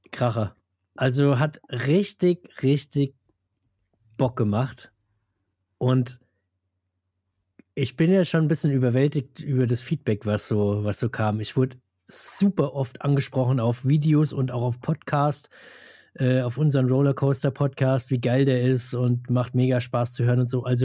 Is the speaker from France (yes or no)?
no; Hesse, Germany